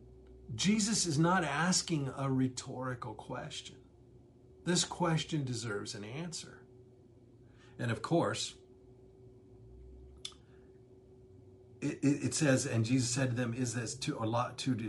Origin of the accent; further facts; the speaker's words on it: Midwest, United States; growing up in the Midwest, small town culture